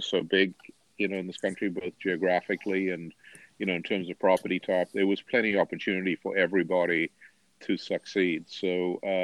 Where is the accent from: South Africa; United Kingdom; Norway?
South Africa; Durban, KwaZulu-Natal; moved away as an adult; also born or lived in Cape Town; now in United States; I grew up in a city called Durban on the beach, went to the University of Cape Town